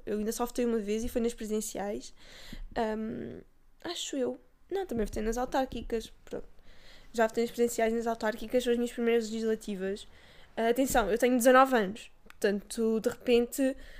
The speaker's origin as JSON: {"language": "Portuguese", "town": "Castelo Branco", "region": "Centro", "country": "Portugal", "said": "eu sou de Castelo Branco"}